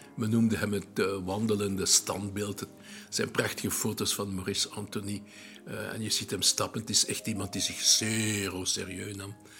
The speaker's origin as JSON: {"language": "Dutch", "country": "Belgium", "said": "I'm a Belgian eh, journalist"}